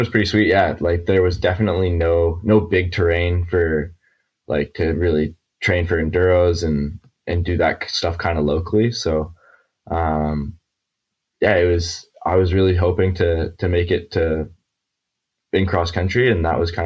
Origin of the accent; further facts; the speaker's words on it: Alberta, Canada; now in Squamish, Canada; I grew up kind of in Alberta, which is like more central Canada